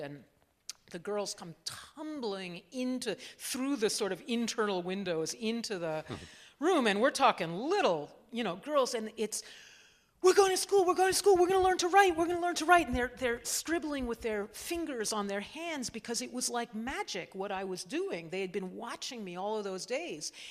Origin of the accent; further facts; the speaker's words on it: Cambridge, Massachusetts, United States; also born or lived in Washington, D.C.; I was born there, but we were, I grew up in Cambridge, Massachusetts, in a, in a university town